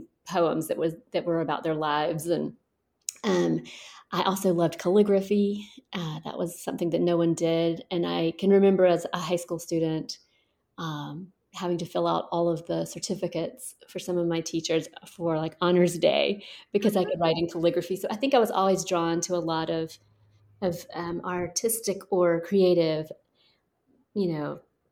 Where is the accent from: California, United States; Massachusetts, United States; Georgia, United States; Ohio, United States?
Georgia, United States; Thomaston; I am from Georgia, and I grew up right in the middle of Georgia in a tiny town called Thomaston